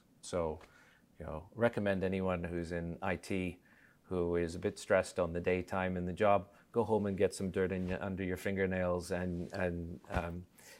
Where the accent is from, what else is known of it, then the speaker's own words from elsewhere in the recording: Australia; also born or lived in Vancouver, Canada; I was raised in Australia. Then they went on a holiday to Canada, like many people, fell in love with Canada and chose Vancouver.